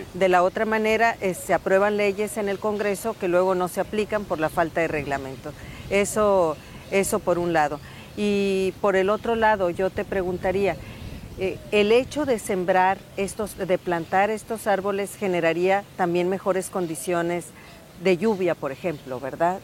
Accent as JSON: {"language": "Spanish", "region": "Sonora", "country": "Mexico", "said": "lo que somos como sonorenses"}